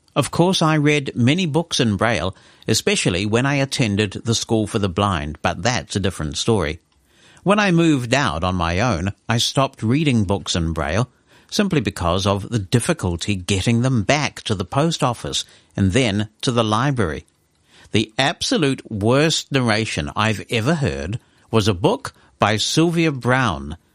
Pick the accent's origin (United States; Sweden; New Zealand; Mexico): New Zealand